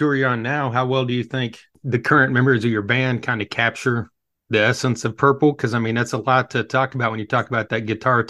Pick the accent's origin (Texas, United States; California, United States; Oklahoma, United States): Oklahoma, United States; Yeah, I'm actually from Oklahoma, and I'm going to be traveling down for the show.